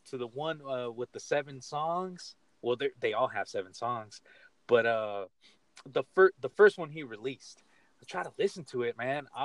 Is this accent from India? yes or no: no; Michoacán, Mexico; He's from know, my hometown of Michoacan.